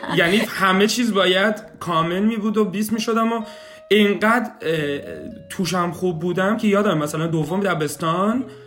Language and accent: Persian; Shiraz, Fars, Iran; moved away as an adult; now in Kitchener-Waterloo, Canada; 32 سالم سال 67 به دنیا اومدم اهل شیراز هستم